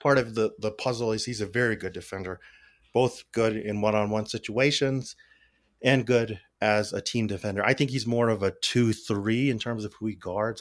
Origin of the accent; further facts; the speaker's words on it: Albuquerque, New Mexico, United States; moved away; I grew up in Albuquerque around a lot of gang violence